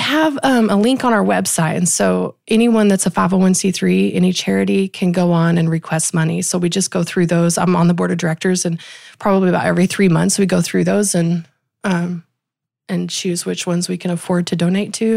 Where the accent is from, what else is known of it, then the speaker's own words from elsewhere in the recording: small Texas town, United States; I actually live where I grew up, um, on the same land where I grew up.